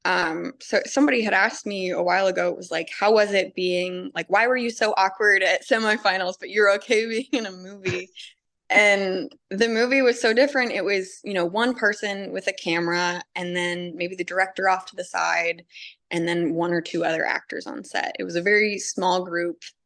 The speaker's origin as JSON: {"language": "English", "town": "Cincinnati", "region": "Ohio", "country": "United States", "said": "I'm from Cincinnati"}